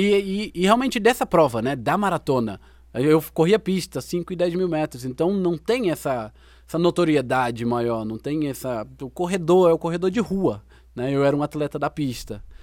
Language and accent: Portuguese; Brazil; nossa vida como brasileiro